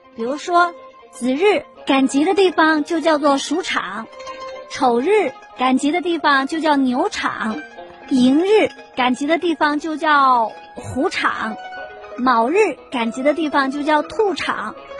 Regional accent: China; 我们中国人都说老虎是什么？大猫

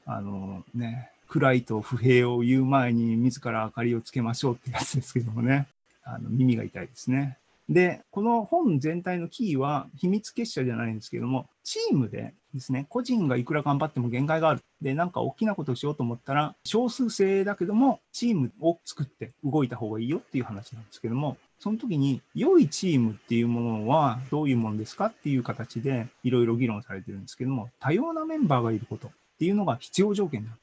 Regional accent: Hiroshima, Japan; moved away; also born or lived in Sendai / Europe; 出身は僕広島

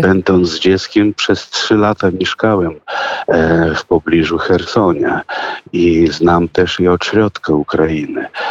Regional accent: Russia; now in Poland; ja urodziłem się w Rosji, owszem, ale urodziłem się w rodzinie polskiej

